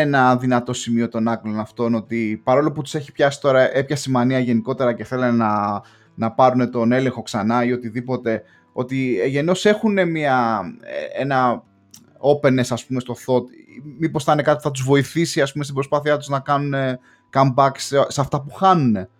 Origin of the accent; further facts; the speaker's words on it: Greece; now in England, United Kingdom; ως Έλληνας μετανάστης στην Αγγλία, έχοντας κλείσει 5-6 χρόνια